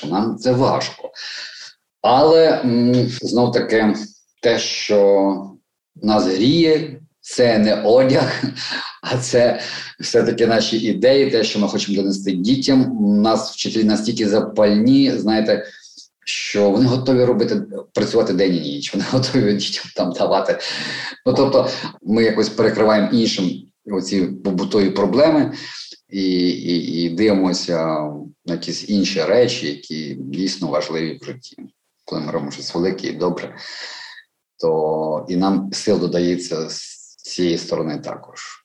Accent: Mariupol, Donetsk Oblast, Ukraine; moved away as an adult; now in Kyiv, Ukraine; ми маріупольці

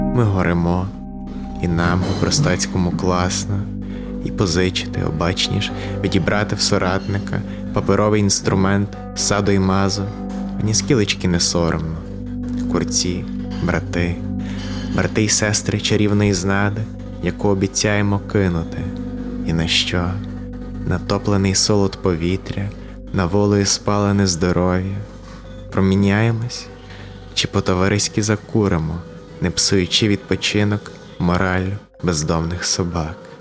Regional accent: Morshyn, Lviv Oblast, Ukraine; also born or lived in Ivano-Frankivsk; я народився в Моршині. Це моє рідне, малюсіньке містечко, провінційне на Львівщині.

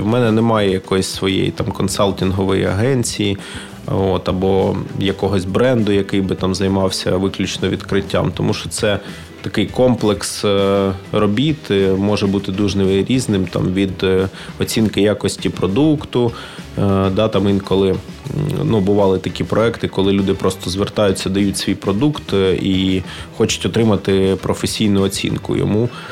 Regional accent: Ukraine; я з України

